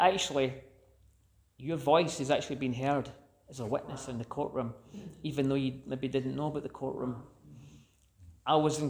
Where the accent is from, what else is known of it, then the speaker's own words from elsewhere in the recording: Scotland, United Kingdom; as a Scottish person